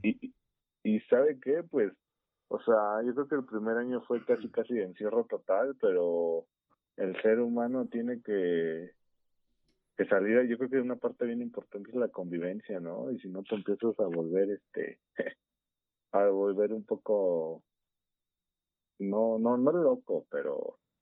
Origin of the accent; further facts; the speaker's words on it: Mexico City, Mexico; accent: chilango; se nota nuestro acento bien cañón